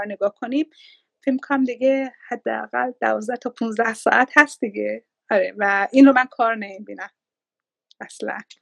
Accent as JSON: {"language": "Persian", "country": "Iran", "moved": "as an adult", "lives_now": "Australia", "said": "ایران رو گذاشتم"}